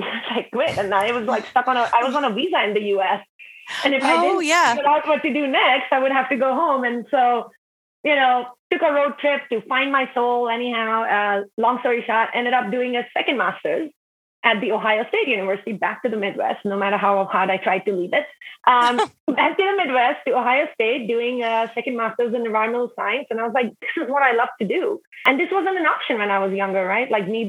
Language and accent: English; Himalayas, India; So I grew up in the Indian Himalayas, and my dad was a military officer, so we actually like traveled all the time and moved cities. But my family home in the Himalayas is kind of my only stability.